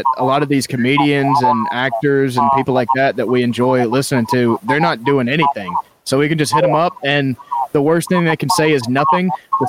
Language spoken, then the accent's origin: English; Georgia, United States; moved away as an adult; now in Mississippi, United States; I was in Georgia, and then like 6 months later, I came out of a drunken stupor, and I was in Mississippi